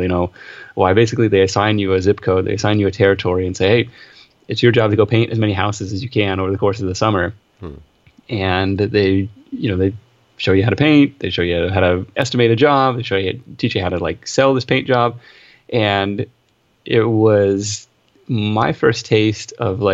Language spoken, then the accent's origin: English; Seattle, Washington, United States; I grew up in Seattle. I grew up near Seattle, out in kind of suburbia out there